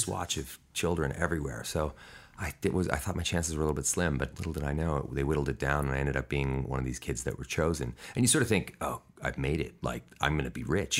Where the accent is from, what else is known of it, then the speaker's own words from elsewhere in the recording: Vancouver, British Columbia, Canada; I was born in Vancouver, British Columbia, Canada